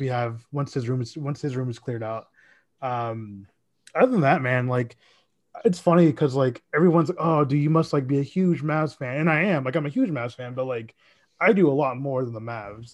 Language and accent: English; Dallas, Texas, United States; also born or lived in Mesquite, Texas; I am from Dallas